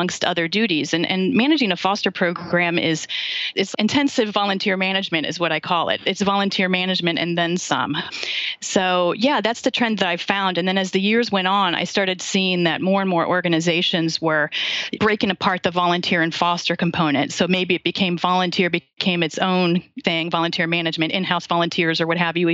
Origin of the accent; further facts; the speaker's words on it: Ohio, United States; moved away as an adult; also born or lived in DC area; now in Washington, D.C. area, United States; I'm from Ohio originally